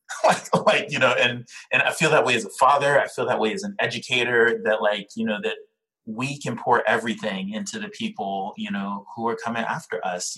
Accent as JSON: {"language": "English", "country": "Liberia", "moved": "yes", "lives_now": "New York City, United States", "said": "I'm Liberian, I'm from Liberia"}